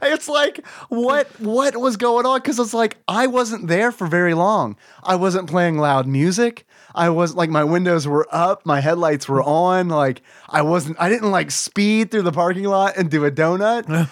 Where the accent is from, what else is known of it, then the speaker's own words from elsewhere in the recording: United States; as an American